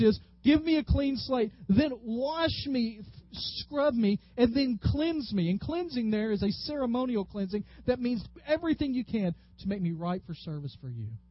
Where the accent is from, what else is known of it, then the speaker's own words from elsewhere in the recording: the South, United States; growing up in the South